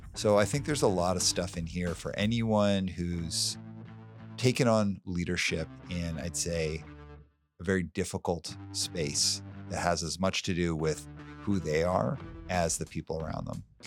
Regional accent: Calgary, Alberta, Canada; when I was a kid, a little kid growing up in Calgary

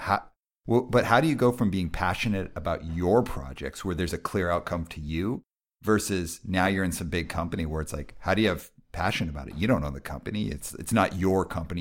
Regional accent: Calgary, Alberta, Canada; I grew up in Calgary.

